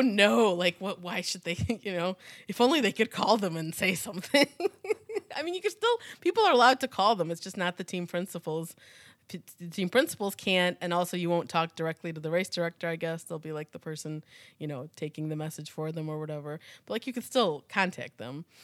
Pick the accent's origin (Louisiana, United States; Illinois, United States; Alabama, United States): Illinois, United States; Chicago; we're from Chi-, the Chicago area